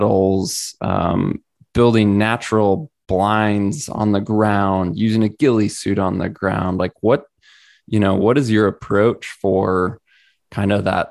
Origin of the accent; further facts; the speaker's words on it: Missouri, United States; growing up in Missouri